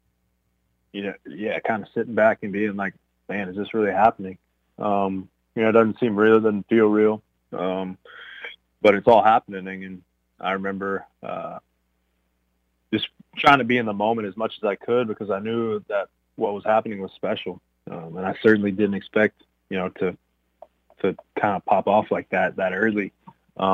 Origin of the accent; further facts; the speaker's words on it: Irving, Texas, United States; I grew up in Irving, so I grew up a diehard Rangers fan